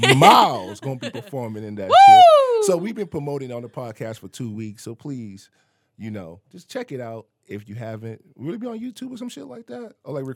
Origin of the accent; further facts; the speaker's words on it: the South, United States; moved away; I'm from the South.